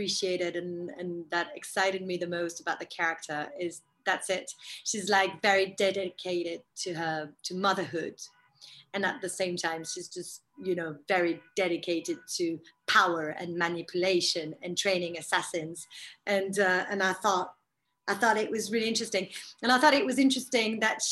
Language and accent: English; France; That's very French